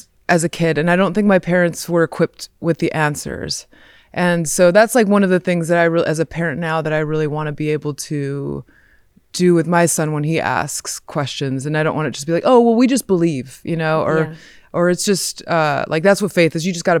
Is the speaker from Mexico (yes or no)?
yes; Montemorelos, Nuevo León, Mexico; born there; I was born in Mexico in 1982, and my parents they're missionary Christians.